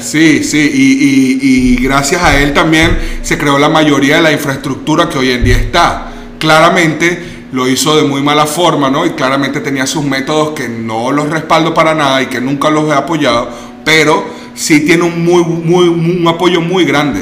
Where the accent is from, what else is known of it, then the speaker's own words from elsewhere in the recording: Venezuela; also born or lived in Germany; now in Mexico; Yo, yo vengo de Venezuela y, y, yo crecí con un nivel de pobreza.